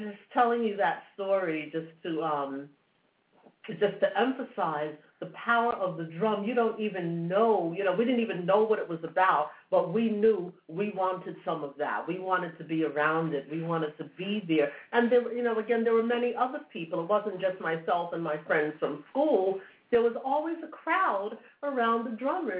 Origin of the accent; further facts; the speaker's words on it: New York City, New York, United States; I grew up in New York City